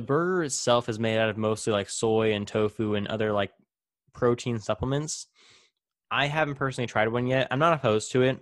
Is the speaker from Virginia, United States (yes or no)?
no; Central California, United States; I grew up in Central California, you know, surrounded by dairies and, and cornfields